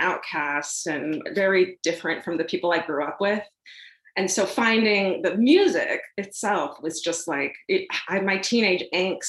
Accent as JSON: {"language": "English", "town": "Irvine", "region": "California", "country": "United States", "tie": "born or raised there", "said": "I grew up in Orange County in Irvine, so it was super suburbia"}